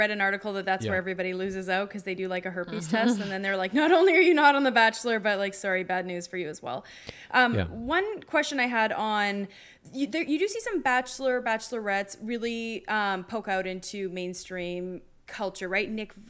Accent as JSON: {"language": "English", "country": "Canada", "said": "Oh, wow, as a Canadian"}